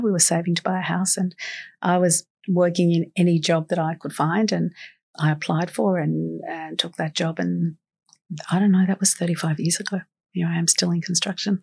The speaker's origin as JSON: {"language": "English", "town": "Sydney", "region": "New South Wales", "country": "Australia", "tie": "born or raised there", "also_born_or_lived": "Carlton, Sydney", "said": "I grew up in Guymere Bay. I'm a girl from the Shire, born in Royal Prince Alfred Hospital"}